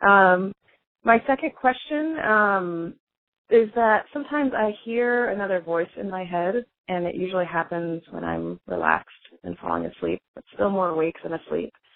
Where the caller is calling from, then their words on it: Portland, Oregon, United States; I'm calling you from Overcast, Portland, Oregon